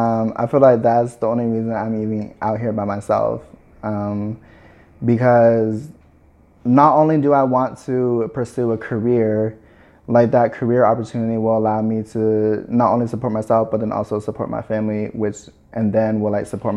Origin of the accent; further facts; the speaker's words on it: Midwest, United States; also born or lived in Tucson / Navajo Nation / Nebraska / Kansas; I was born in Tucson, Arizona, and then we had moved to our tribal lands when I was like 2, and then I moved off my tribal lands when I was 7. And then I just kind of like moved everywhere in the Midwest, from like Nebraska to Kansas to Illinois